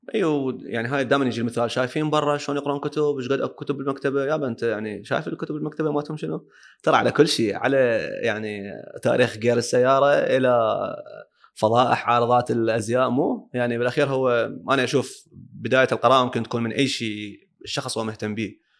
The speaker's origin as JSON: {"language": "Arabic", "region": "Baghdad Governorate", "country": "Iraq", "said": "عندنا ببغداد"}